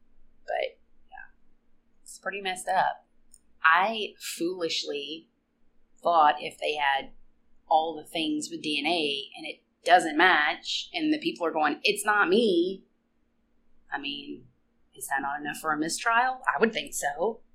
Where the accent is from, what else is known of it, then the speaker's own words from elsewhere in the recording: Arkansas, United States; we're from Arkansas.